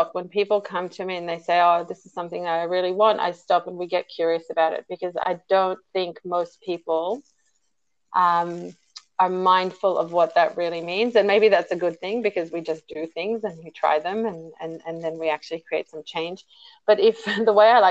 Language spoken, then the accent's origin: English; Israel; now in Sydney, Australia; I am a Sydney-sider at the moment, but I hail from Israel originally.